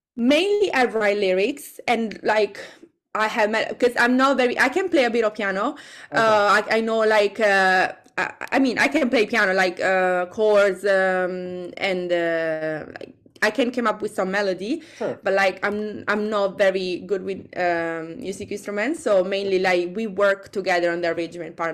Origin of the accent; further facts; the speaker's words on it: Italy; English is a second language; now in London, United Kingdom; I'm from Italy